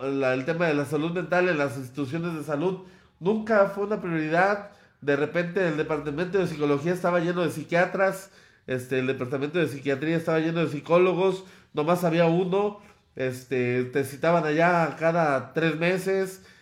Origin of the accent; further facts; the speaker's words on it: Mexico; a eso aspiraríamos como mexicanos